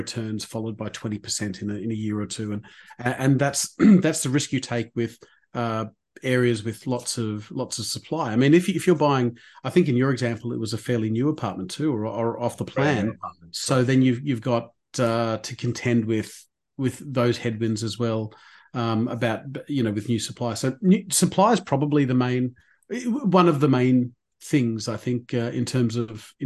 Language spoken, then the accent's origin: English; Sydney, New South Wales, Australia; I grew up in Eastwood. That's where I grew up.